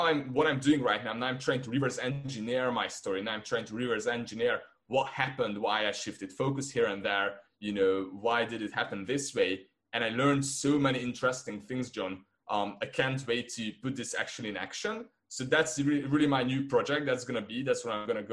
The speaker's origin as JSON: {"language": "English", "country": "Hungary", "first_language": "Hungarian", "second_language": "English", "said": "I'm from Hungary"}